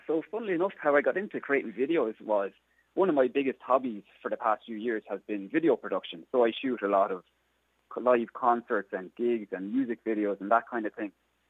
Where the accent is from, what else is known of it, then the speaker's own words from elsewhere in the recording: Mullinavat, County Kilkenny, Ireland; I come from the southeast of Ireland in County Kilkenny. I'm actually from South Kilkenny. I'm just on the border of Waterford and Kilkenny, a parish called Mullinavat.